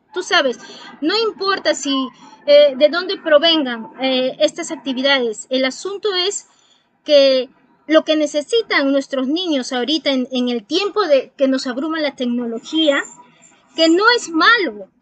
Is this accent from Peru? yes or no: yes; Peru; como peruana me siento muy emocionada